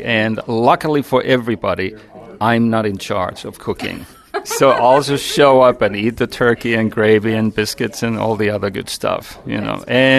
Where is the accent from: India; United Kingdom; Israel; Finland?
Finland; accent: Finnish; English is a second language; moved away as an adult; also born or lived in North Carolina; now in United States; I grew up as a kid back in Finland. That's why I'm also using my Finnish accent today. So I grew up there and spent my summers as a tiny, tiny kid with my granddad, who was a veteran, and he was the village butcher.